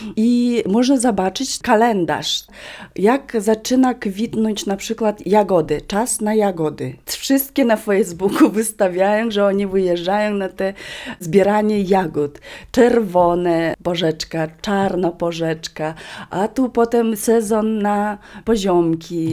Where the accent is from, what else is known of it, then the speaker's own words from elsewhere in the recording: Vilyuy river, western Yakutia, Sakha Republic, Russia; Polish is a second language; moved away; Ja pochodzę z nad rzeki Wiluj, czyli to jest zachodnia Duży Jakucja.